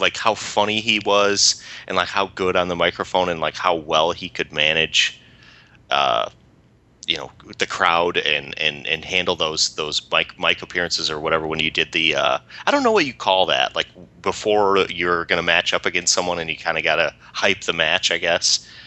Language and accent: English; United States; we're American